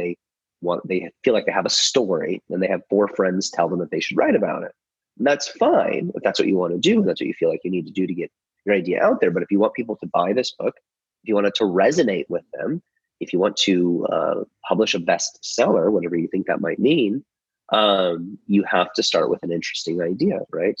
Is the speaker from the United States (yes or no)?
yes; just outside of Chicago, Illinois, United States; moved away as an adult; now in Nashville, United States; I was born and raised in the United States in just outside of Chicago